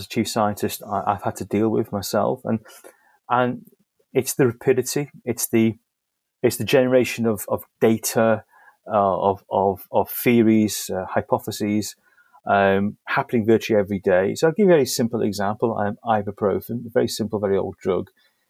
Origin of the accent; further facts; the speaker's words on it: Liverpool, North West England, United Kingdom; people are expecting a sophisticated Italian accent. I'm afraid I'm from Liverpool